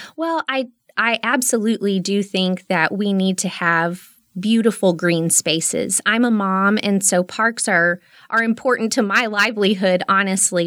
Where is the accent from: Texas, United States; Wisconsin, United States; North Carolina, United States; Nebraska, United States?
Texas, United States; Midland; I'm a native Midlander. I was born and raised here, and I've lived here for 35 of my almost 37 years